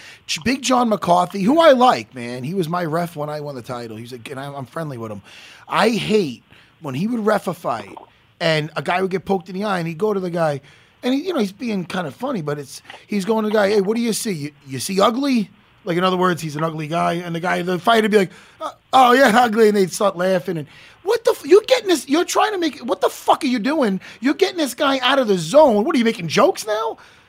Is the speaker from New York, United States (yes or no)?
yes; East Meadow, New York, United States; where I grew up in East Meadow, Long Island